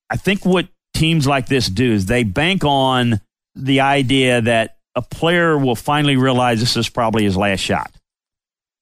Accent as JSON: {"language": "English", "town": "Baton Rouge", "region": "Louisiana", "country": "United States", "tie": "born or raised there", "said": "my hometown of Baton Rouge"}